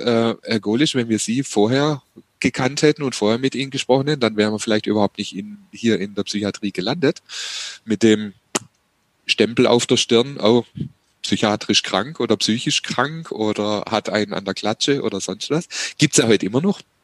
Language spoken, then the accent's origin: German; Heilbronn, Baden-Württemberg, Germany; meine Heimatstadt Heilbronn